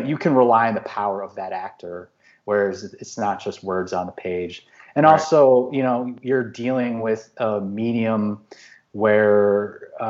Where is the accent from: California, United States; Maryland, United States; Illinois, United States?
Illinois, United States; Chicago; I'm from Chicago